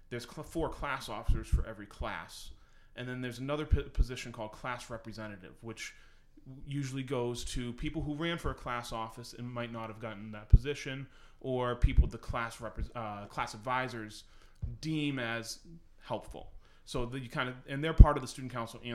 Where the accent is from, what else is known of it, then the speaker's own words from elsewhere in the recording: Manchester, New Hampshire, United States; I grew up in New Hampshire, so I went to high school in Manchester.